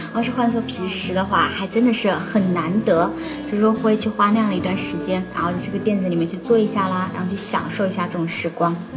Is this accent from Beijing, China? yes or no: no; Wuhan, Hubei, China; 我作为一个武汉人，真心的没有去过黄鹤楼